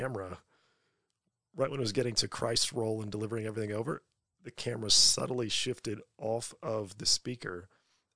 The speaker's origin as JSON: {"language": "English", "country": "United States", "moved": "yes", "lives_now": "Australia", "said": "I'm an American"}